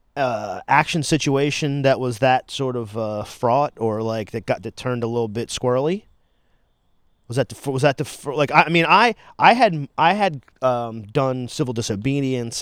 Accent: Delaware, United States; I was born and raised here, and I, I sorta like it here, too

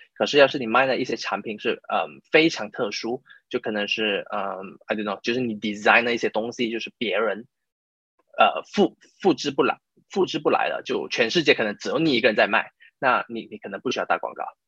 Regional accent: Malaysia; first language Chinese; moved away as an adult; now in United Kingdom; 我是马来西亚人，然后我就差不多七八年前来到英国吧，然后在英国念，念了大学，然后就在这里工作，就工作差不多四，啊，四五年，然后我目前是在一家，啊，美国的咨询公司工作，可是是在英国，啊，就在英国这一家，呃，美国咨询公司工作

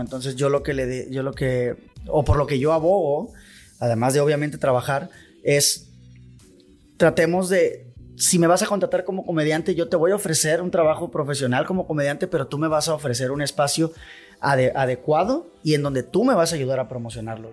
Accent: Culiacán, Sinaloa, Mexico; Yo soy orgullosamente de Barrancos.

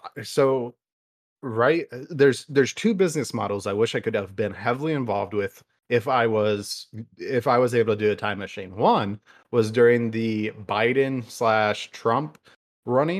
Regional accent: United States; We in America

